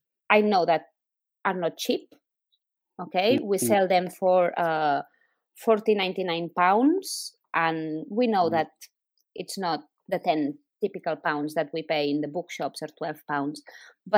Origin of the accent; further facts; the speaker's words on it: Barcelona, Catalonia, Spain; English is a second language; moved away; I am originally from Catalonia, from Barcelona